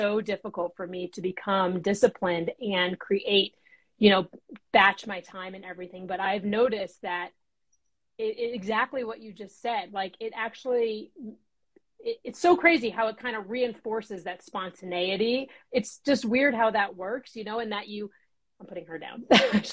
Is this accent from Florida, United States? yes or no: yes; Florida, United States; moved away; I'm from Florida